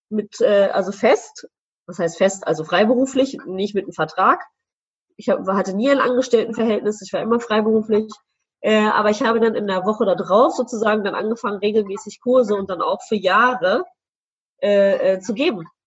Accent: Celle, Lower Saxony, Germany; ich komme ja aus dem Städtchen äh, Celle, wie du ja weißt

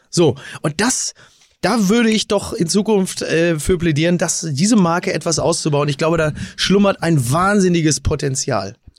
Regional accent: Kassel, Hesse, Germany; meiner Heimatstadt Kassel-Brauchsel

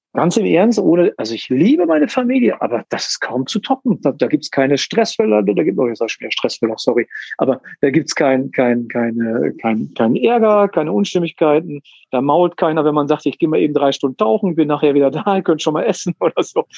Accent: Münster, North Rhine-Westphalia, Germany; geboren ähm, und ähm, bin in Münster aufgewachsen. Ja, ich bin Münsteraner Gewächs

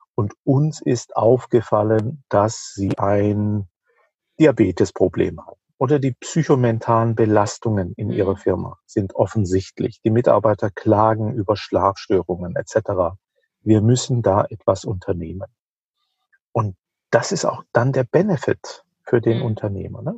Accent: Rhineland-Palatinate, Germany; In der Pfalz, wo ich herkomme

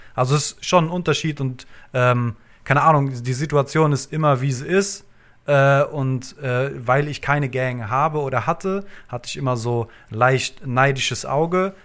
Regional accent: Frankfurt, Hesse, Germany; ich bin im, im Westend groß geworden in Frankfurt

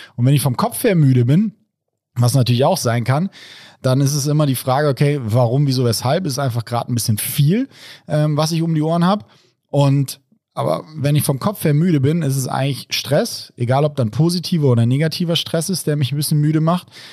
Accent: Rhine-Main area, Germany; Ich komme aus dem Rhein-Main-Gebiet

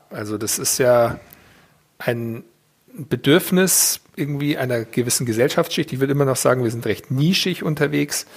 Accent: Weilheim in Oberbayern, Bavaria, Germany; ich bin eigentlich ein normaler bayerischer, oberbayerischer Junge und der damals in Bayern geboren wurde

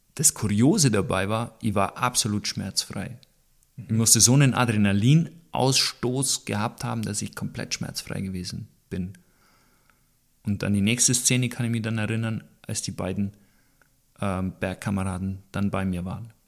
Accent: Bavaria, Germany; das ist bei uns in Süddeutschland, in Bayern

